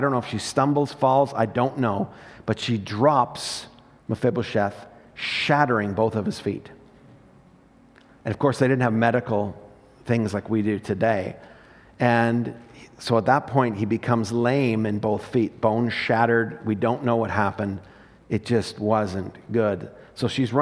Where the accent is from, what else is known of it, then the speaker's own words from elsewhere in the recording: Morinville, Alberta, Canada; I proudly say, "Morinville."